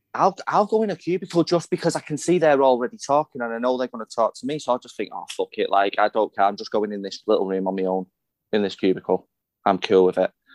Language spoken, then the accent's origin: English; Salford, North West England, United Kingdom; I am a Salfordian. I am from Salford. That is where I grew up. That is where I was born.